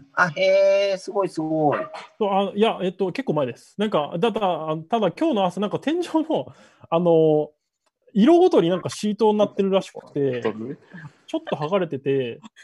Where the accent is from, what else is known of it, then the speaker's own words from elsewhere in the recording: Tokyo, Japan; 3階が僕の実家で、えっと、2階がお父さんの歯医者で、1階が銭湯っていう感じです